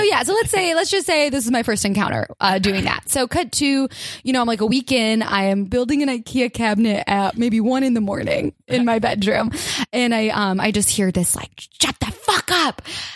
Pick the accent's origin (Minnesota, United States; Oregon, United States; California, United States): Oregon, United States; I'm from Oregon.